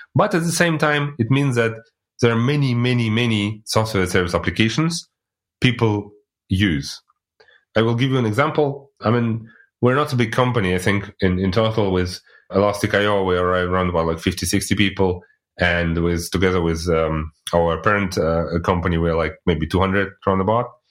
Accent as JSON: {"language": "English", "country": "Russia", "moved": "yes", "lives_now": "Germany", "said": "I'm originally coming from Russia, but living in Germany since like already 18 years"}